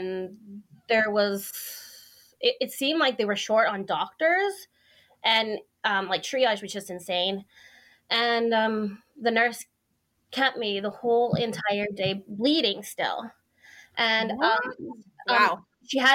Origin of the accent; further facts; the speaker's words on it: Airdrie, Alberta, Canada; I'm from Airdrie, Alberta.